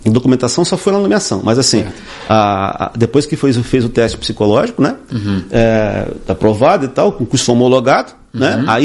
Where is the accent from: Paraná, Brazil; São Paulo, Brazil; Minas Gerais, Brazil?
Paraná, Brazil; Paraná, eu vim do Paraná, enfim, gente de todo lado